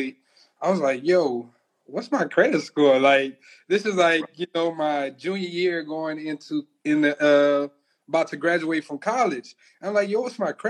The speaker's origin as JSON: {"language": "English", "region": "Louisiana", "country": "United States", "said": "we're from Louisiana."}